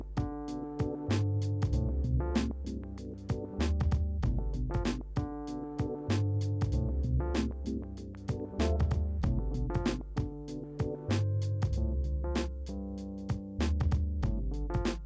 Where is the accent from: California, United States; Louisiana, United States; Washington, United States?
Washington, United States; Wenatchee; we're from Wenatchee, Washington.